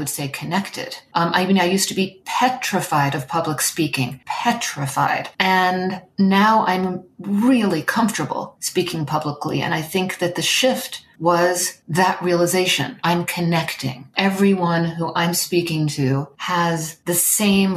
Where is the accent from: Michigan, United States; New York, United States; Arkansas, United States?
New York, United States; New York City; I was born in New York City.